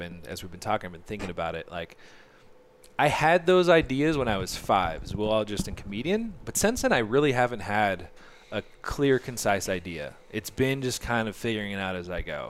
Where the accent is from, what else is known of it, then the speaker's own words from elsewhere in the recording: Orange County, Southern California, United States; I grew up in Orange County, so I didn't, like, live in L